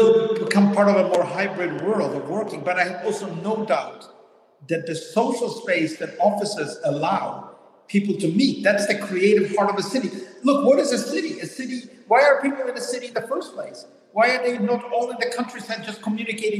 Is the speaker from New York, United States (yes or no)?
yes; New York City, New York, United States; also born or lived in Manhattan; I grew up in the Bronx. Now I live in Manhattan.